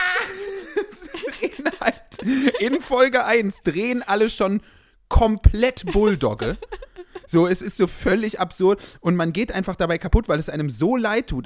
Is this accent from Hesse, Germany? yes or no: no; Düsseldorf, North Rhine-Westphalia, Germany; ich bin ja in Düsseldorf aufgewachsen